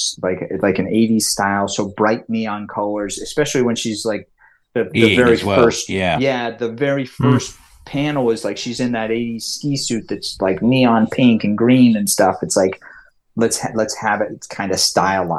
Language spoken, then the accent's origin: English; Lake Tahoe, United States; accent: California; I grew up in Lake Tahoe, which if anybody oversees, it's right on the border of California and Nevada